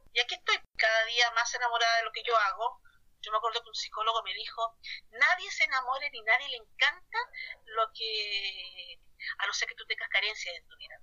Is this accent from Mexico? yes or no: no; Viña del Mar, Valparaíso, Chile; tengo 27 años y soy de Viña del Mar